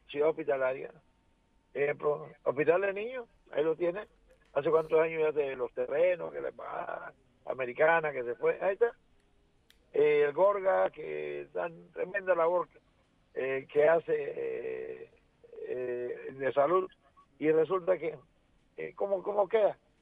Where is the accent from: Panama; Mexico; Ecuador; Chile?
Panama; como panameño